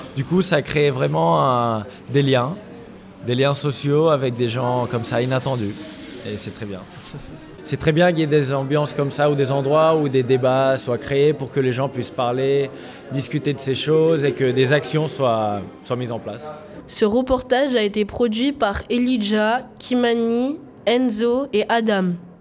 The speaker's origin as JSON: {"language": "French", "town": "Barcelona", "region": "Catalonia", "country": "Spain", "moved": "as an adult", "lives_now": "Montreuil, France", "said": "je viens de Barcelone et ça fait un an que je suis ici à Montreuil"}